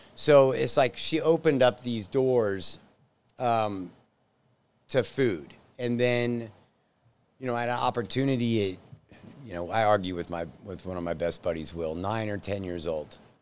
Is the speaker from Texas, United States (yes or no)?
yes; Plano, Texas, United States; born in Plano, so native Texan